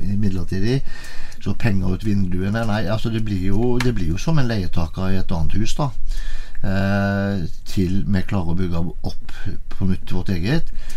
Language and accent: Norwegian; Haugesund, Rogaland, Norway; moved away as an adult; now in Tinn, Norway; er jeg født og oppvokst i Haugesund